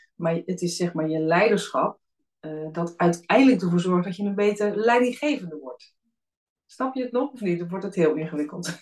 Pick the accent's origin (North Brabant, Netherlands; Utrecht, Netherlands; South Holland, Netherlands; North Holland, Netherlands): South Holland, Netherlands; Alphen aan den Rijn; also born or lived in Friesland; Ik ben zelf in Friesland geboren. Maar mijn ouders zijn al heel snel naar het westen hè, vanwege werkgelegenheid in de 70s eh, verhuisd. Dus ik ben opgegroeid in Al van Rijn.